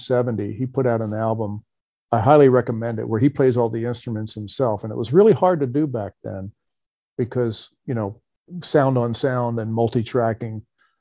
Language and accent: English; New Jersey, United States; I grew up in New Jersey